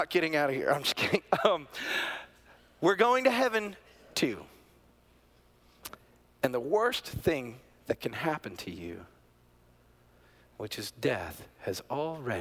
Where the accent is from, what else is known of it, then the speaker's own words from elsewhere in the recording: Woodstock, Georgia, United States; I grew up in Woodstock, Georgia, the buckle of the Bible Belt, small farm town.